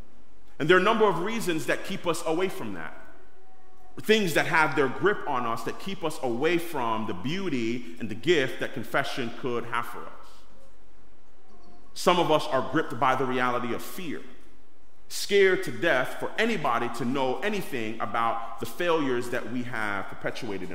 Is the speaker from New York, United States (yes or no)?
yes; New York City, New York, United States; I grew up in East New York, Brooklyn, and as a New Yorker